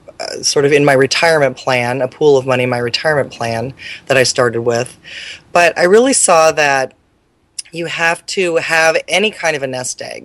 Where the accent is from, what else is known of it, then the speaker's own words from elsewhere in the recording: Mercer Island, Washington, United States; I grew up near Seattle on an island called Mercer Island